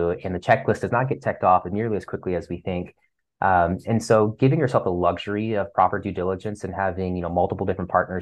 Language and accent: English; Ohio, United States; moved away; I'm from Ohio originally